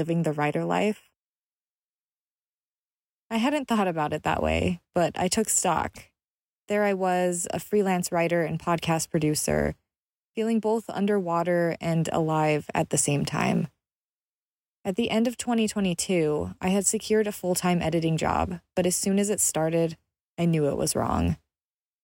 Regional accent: Utah, United States; I grew up in Utah, where our pick-me-ups are 44-ounce drinks of dirty Dr. Pepper

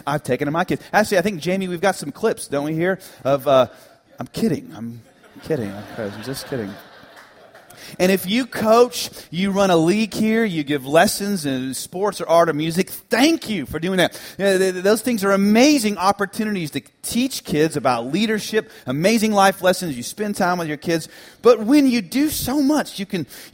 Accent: Dallas, Texas, United States; also born or lived in Tennessee; this small United Methodist Church I grew up in the Dallas area

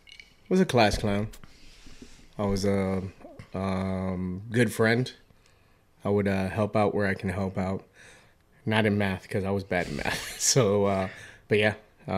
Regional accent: Hialeah, Florida, United States; now in Boston, United States; Miami, Florida. Specifically Hialeah.

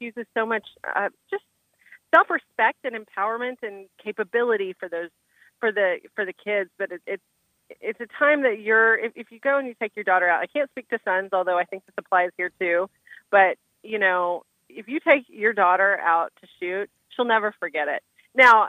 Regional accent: West Texas, United States; So I grew up in West Texas, and, you know, definitely, you know, deep Texas. I'm like seventh generation Texan.

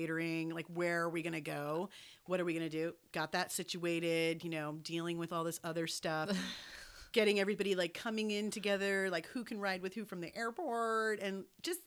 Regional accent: New England, United States; I'm from New England

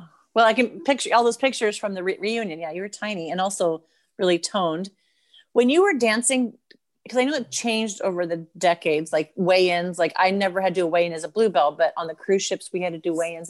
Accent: United States; being an American

